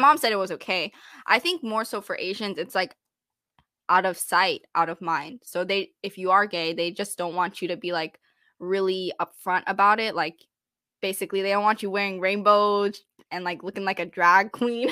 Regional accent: Texas, United States; I grew up in Texas, and I feel like I really enjoyed my experience growing up here

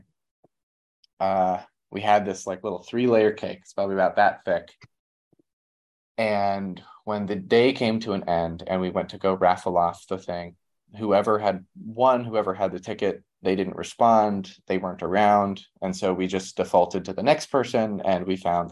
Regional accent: near Moonville, Ohio, United States; Moonville, near my hometown. Or where my family's from

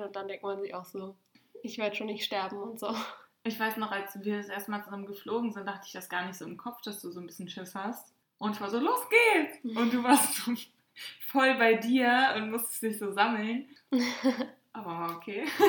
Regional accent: North Rhine-Westphalia, Germany; dass wir aus NRW kommen

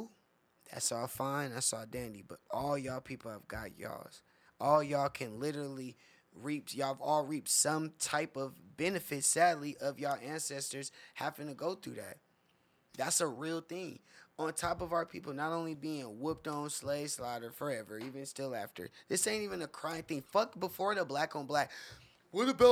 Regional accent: Inland Empire, California, United States; I grew up on the Morongo Reservation in the IE where I'm from, where my grandma's street on Evans Street was a street over from the reservation.

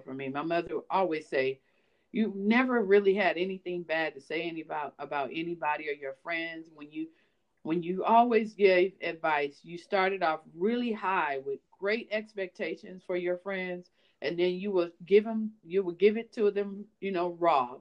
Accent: Los Angeles, California, United States; I'm from Los Angeles

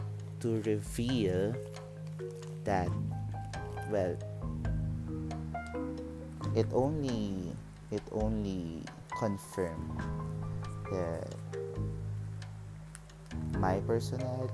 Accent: Mandaluyong, Metro Manila, Philippines; I grew up in Mandaluyong

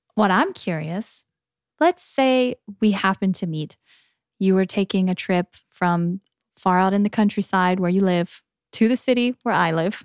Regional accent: United States; moved away as an adult; now in South Korea; coming from the States to Korea

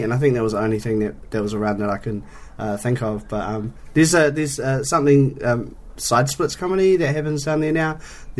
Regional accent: Christchurch, Canterbury, New Zealand; Yeah. I'm from Christchurch.

